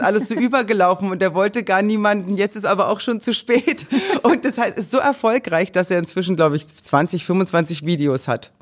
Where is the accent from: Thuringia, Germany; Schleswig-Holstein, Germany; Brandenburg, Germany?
Thuringia, Germany; Meiningen; moved away; in Meiningen, also in Thüringen, wo ich aufgewachsen bin